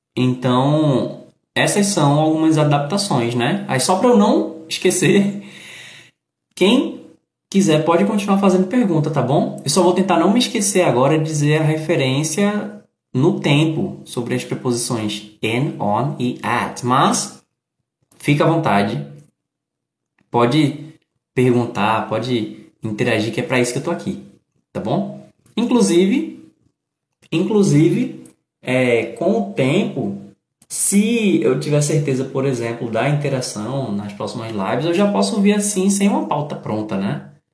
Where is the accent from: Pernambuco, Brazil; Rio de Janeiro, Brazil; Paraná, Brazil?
Pernambuco, Brazil; Recife; eu sou do Recife